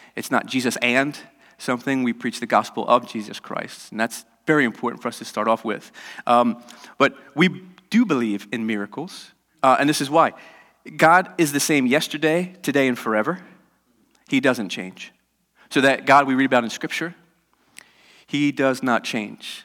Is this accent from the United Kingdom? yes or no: no; United States; I'm American